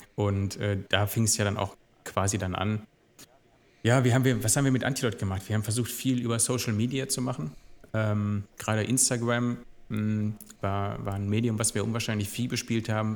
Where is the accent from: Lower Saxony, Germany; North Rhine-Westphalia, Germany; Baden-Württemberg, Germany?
North Rhine-Westphalia, Germany; Gelsenkirchen; moved away as an adult; now in Duisburg, Germany; jetzt bin ich Duisburger, aber ich bin eigentlich gebürtiger Gelsenkirchener. Hab da 36 Jahre gelebt